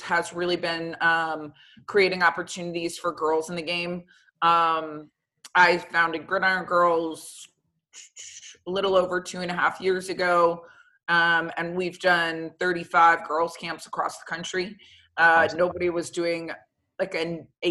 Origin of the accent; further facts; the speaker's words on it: Florida, United States; moved away as an adult; growing up in Florida, for me, it was high school, then straight to the pros